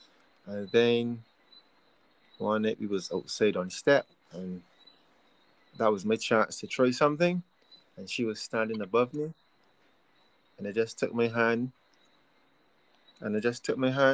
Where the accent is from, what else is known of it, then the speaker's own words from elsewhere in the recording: Barbados; accent: Bajan; I'm from Barbados.